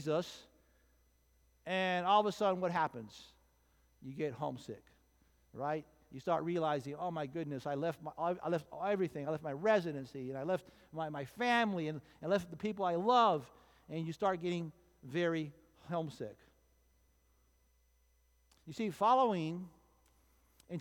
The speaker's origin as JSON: {"language": "English", "town": "Miami", "region": "Florida", "country": "United States", "tie": "born or raised there", "said": "I was born and raised in Miami"}